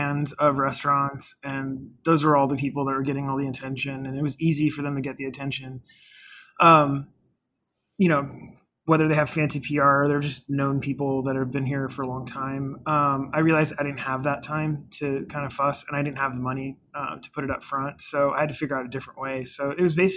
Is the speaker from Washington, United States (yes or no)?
yes; Olympia, Washington, United States; also born or lived in Fort Lewis, Washington; born here in Fort Lewis and then grew up in Olympia, which is about 45 minutes south of there